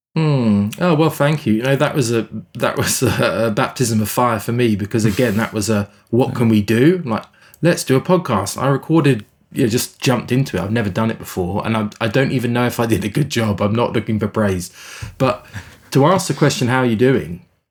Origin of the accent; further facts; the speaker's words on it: England, United Kingdom; moved away as an adult; also born or lived in South Africa; now in Canada; I grew up in England